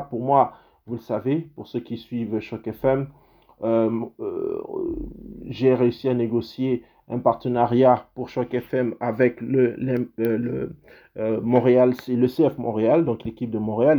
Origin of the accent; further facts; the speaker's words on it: Gabon; now in Canada; dans mon pays, parce que je suis canadien, mais je suis aussi gabonais